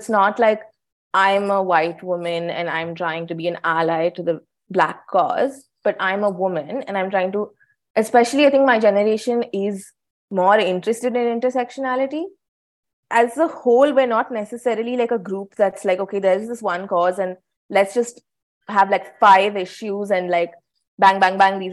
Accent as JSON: {"language": "English", "country": "India", "first_language": "English", "said": "as a woman in India"}